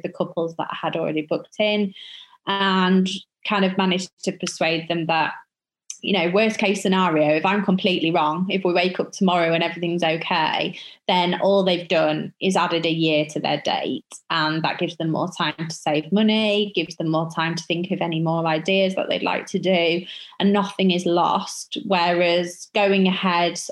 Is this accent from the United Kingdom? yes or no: yes; York, Yorkshire and the Humber, United Kingdom; my hometown of York